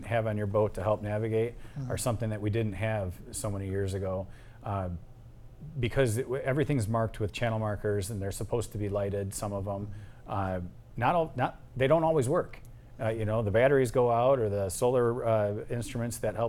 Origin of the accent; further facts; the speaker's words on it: Gibraltar, Michigan, United States; growing up in Gibraltar schools, we got our boater's license when we were 12 years old